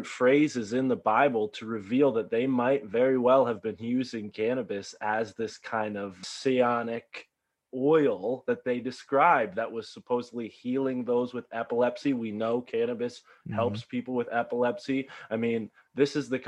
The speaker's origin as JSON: {"language": "English", "region": "Connecticut", "country": "United States", "tie": "born or raised there", "said": "growing up in Connecticut, Catholic of upraising"}